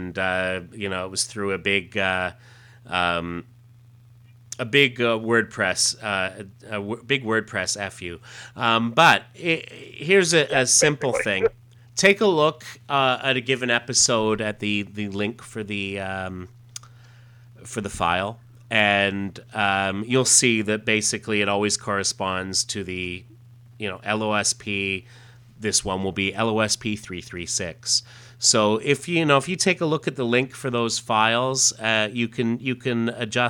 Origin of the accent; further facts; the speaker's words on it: Ontario, Canada; Growing up in Canada as he did, I know that that we had access. We always had access to a lot of those episodes on TV Ontario, and they were big on the Doctor Who, and that's certainly where I grew up watching them.